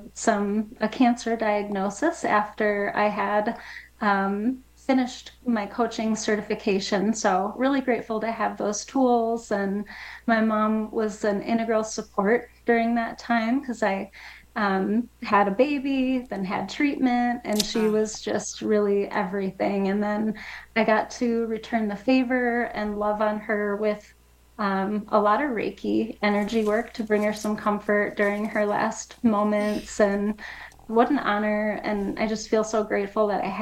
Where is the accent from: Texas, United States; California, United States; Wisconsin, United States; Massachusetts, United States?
Wisconsin, United States; moved away as an adult; also born or lived in New Mexico; now in Las Cruces, United States; I'm from Wisconsin originally